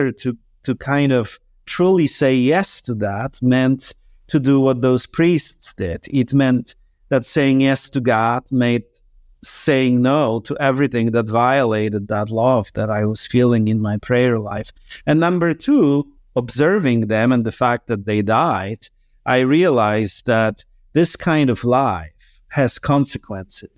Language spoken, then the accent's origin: English; Poland; moved away; I was born in Poland in 1975.